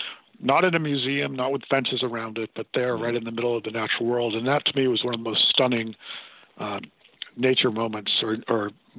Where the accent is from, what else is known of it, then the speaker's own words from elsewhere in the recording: Massachusetts, United States; moved away; I grew up in Massachusetts